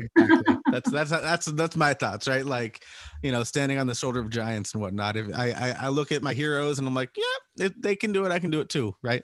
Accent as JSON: {"language": "English", "town": "Salt Lake City", "region": "Utah", "country": "United States", "moved": "yes", "lives_now": "San Diego, United States", "said": "we're not originally from uh, San Diego. We're originally from Utah, Salt Lake City."}